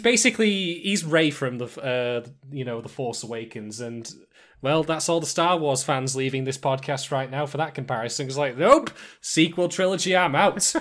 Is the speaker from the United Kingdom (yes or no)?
yes; United Kingdom; I'm a Brit